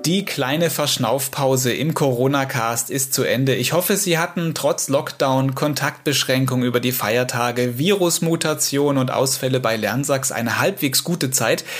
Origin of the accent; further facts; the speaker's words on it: Saxony, Germany; hier bei uns in Sachsen